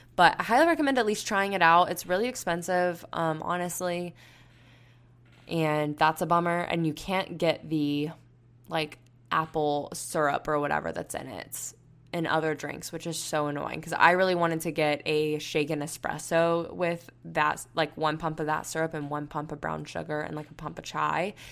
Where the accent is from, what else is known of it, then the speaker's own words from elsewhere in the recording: Panama City, Florida, United States; moved away as an adult; also born or lived in Tuscaloosa, Alabama; I grew up in Panama City